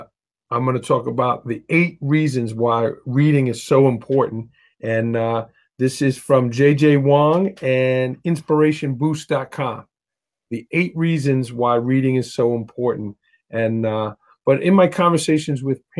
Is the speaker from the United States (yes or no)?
yes; New York City, New York, United States; I grew up in Staten Island